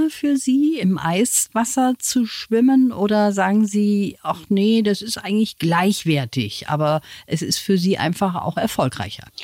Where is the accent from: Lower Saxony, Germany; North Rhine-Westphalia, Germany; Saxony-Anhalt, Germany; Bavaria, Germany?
Bavaria, Germany; Chiemsee; born or raised there; now in Burghausen, Germany